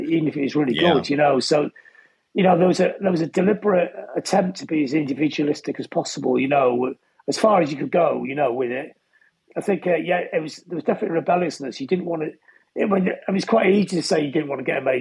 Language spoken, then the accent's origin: English; Blackpool, North West England, United Kingdom; growing up in Blackpool